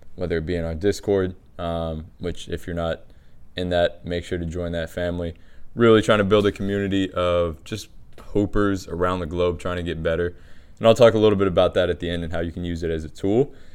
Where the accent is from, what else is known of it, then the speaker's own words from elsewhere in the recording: Washington, District of Columbia, United States; I was growing up in Washington D C